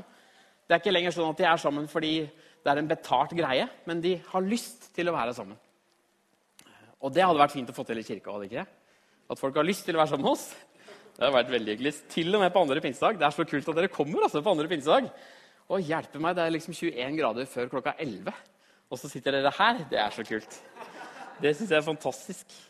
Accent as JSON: {"language": "Norwegian", "town": "Trysil", "region": "Innlandet", "country": "Norway", "tie": "born or raised there", "also_born_or_lived": "Australia", "moved": "yes", "said": "jeg kommer fra Trysil."}